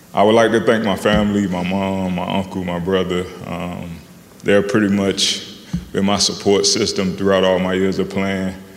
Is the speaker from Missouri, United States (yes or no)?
no; Miami, Florida, United States; moved away as an adult; I grew up in Miami.